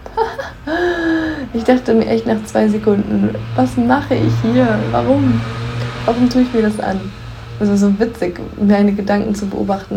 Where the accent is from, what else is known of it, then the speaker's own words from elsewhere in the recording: Göttingen, Lower Saxony, Germany; hatte dann ja kurz eine Wohnung in Göttingen, meiner Heimatstadt